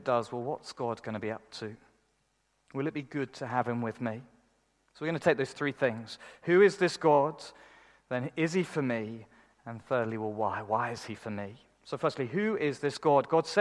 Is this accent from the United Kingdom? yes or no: yes; United Kingdom; we're British